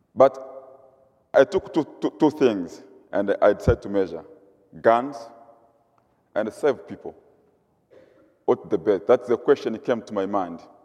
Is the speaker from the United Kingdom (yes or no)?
no; Mugumu, Mara, Tanzania; moved away as an adult; now in Goshen, United States; I come from Tanzania, East Africa. I lived in a rural area. The place is called, it's called Mugumu, Serengeti